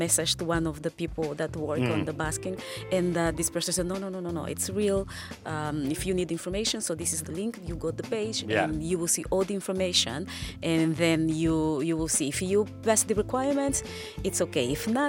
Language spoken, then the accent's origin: English; Angola; now in Houston, United States; I am from Angola and I have these African roots